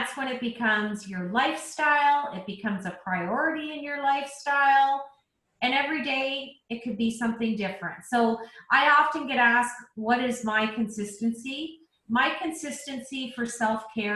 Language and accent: English; Canada; I'm Canadian